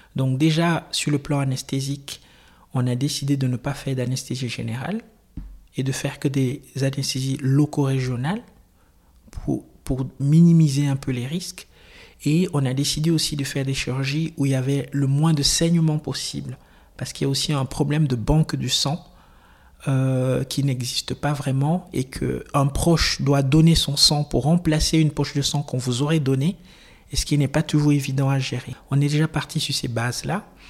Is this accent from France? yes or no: no; Cameroon; now in Switzerland; Je suis originaire du Cameroun